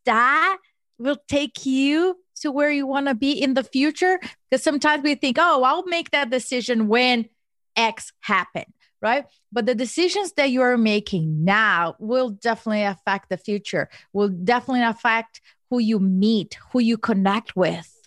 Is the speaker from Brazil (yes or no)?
yes; Brazil; now in Philadelphia, United States; I was born and raised in Brazil